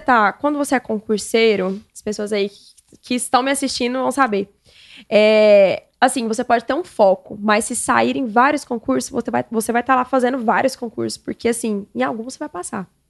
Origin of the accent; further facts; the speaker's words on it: Xinguara, Pará, Brazil; moved away; eu vim de Xinguara, lá do Pará, para cá para estudar